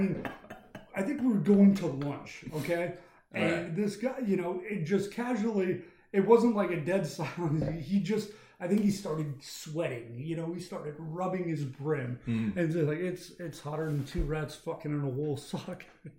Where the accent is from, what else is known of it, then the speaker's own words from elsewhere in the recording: Denver, Colorado, United States; now in US South; Denver, Colorado. Okay. No, I've been out here. I've been in the South for about 4 years now